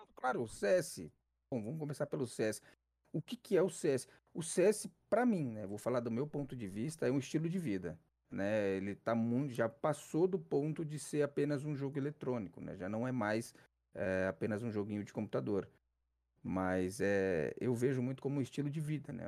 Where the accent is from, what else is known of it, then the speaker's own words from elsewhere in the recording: São Paulo, Brazil; sou de São Paulo, sou São Paulo, capital. Zona Sul